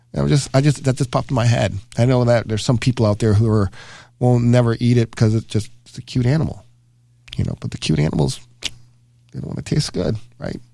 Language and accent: English; the South, United States; now in Milwaukee, United States; growing up in the South